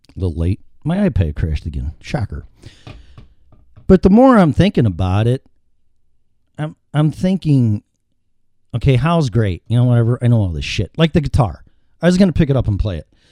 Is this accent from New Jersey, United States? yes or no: no; Chicago, Illinois, United States; Fifty-three years in Chicago